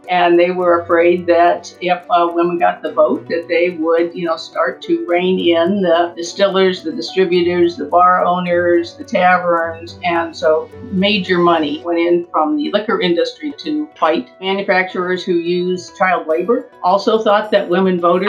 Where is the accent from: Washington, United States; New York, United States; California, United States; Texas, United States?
California, United States; now in Arlington, Virginia, United States; I'm a Californian at heart